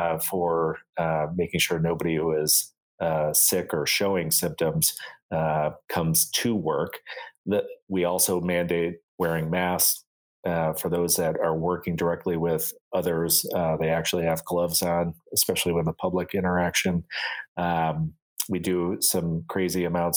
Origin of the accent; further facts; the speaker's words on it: Buffalo, New York, United States; moved away as an adult; now in Salt Lake City, United States; my hometown of Buffalo, New York